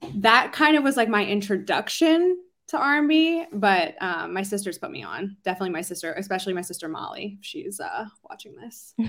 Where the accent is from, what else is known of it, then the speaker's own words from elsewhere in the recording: Philadelphia, Pennsylvania, United States; moved away as an adult; now in Los Angeles, United States; I really got my start singing um, in Philly, my hometown, home city